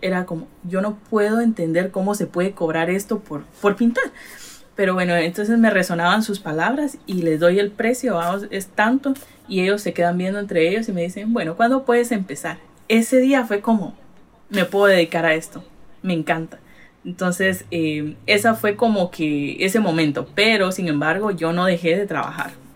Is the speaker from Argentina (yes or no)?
no; Retalhuleu, Guatemala; moved away as an adult; also born or lived in Los Angeles, California, United States; now in Massachusetts, United States; yo nací aquí en Estados Unidos, pero me llevaron a Guatemala cuando cumplí los cinco años de edad. Y crecí, o sea, crecí en Guate, estudié, me gradué y ya volví a Estados Unidos hace seis años